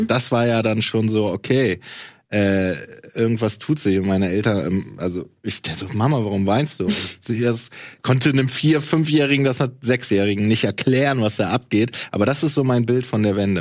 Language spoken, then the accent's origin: German; East Germany, Germany; dass ich Ossi bin